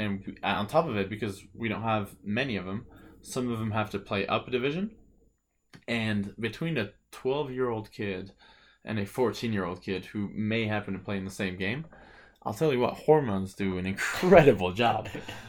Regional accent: England, United Kingdom; also born or lived in France; I was 5 years old. The year is 1996. I was born in France, and on Christmas break, we moved to England, exactly that year.

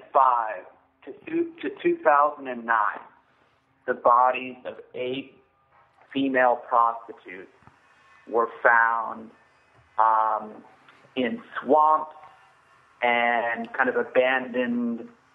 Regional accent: Maryland, United States; I'm from Maryland

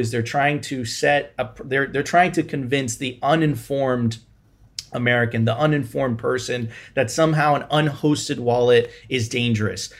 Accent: Venezuela; now in Miami, United States; I'm originally from Venezuela

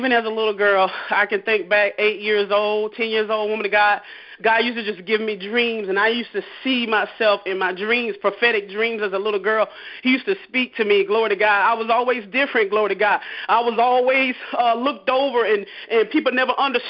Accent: Fort Myers, Florida, United States; born and raised in Fort Myers, Florida.

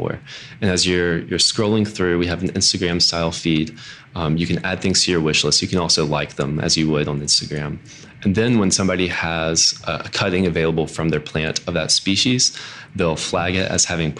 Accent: Mississippi, United States; moved away as an adult; also born or lived in Alabama; now in Annapolis, United States; I'm from Mississippi.

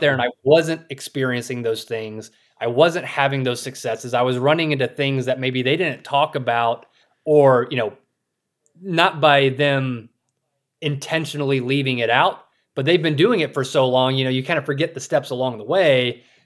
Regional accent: South Carolina, United States; moved away as an adult; also born or lived in Saudi Arabia / Russia; now in Idaho, United States; I grew up in South Carolina, a rural area

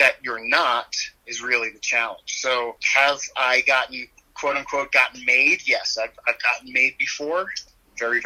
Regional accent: New York City, New York, United States; moved away as an adult; also born or lived in Iowa City, Iowa; now in Denver, United States; I was originally born and raised in Queens, New York. I moved to Denver to become a police officer

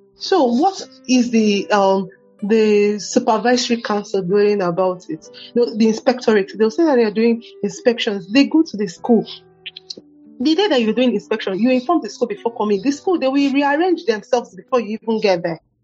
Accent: Lagos, Nigeria; now in Abuja, Nigeria; growing up in Lagos was really hectic

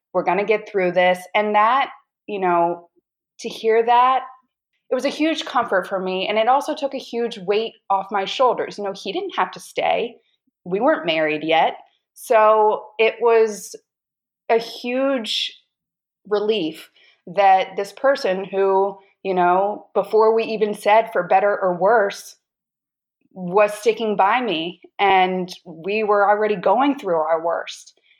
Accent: North Carolina, United States; moved away as an adult; now in Washington, D.C., United States; Originally from North Carolina, moved to D.C. eight years ago, and currently still in DC.

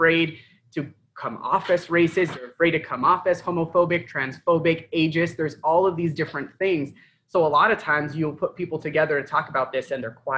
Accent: Tucson, Arizona, United States; I grew up in Tucson

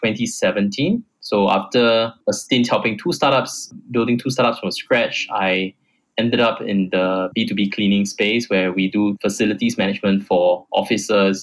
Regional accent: Singapore; I came back to Singapore, which is my home country

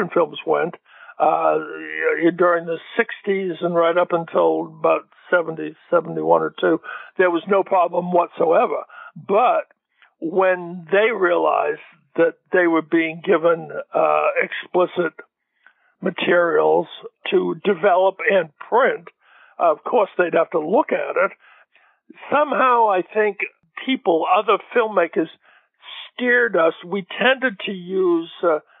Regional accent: Gloucester, Massachusetts, United States; moved away; the Gloucester Daily Times in my hometown

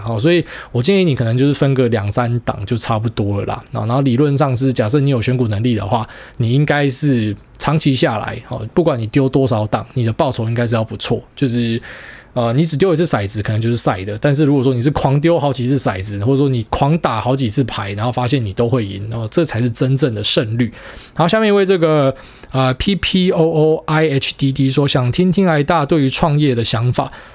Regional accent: Taiwan; 还好我们台湾人是呃。

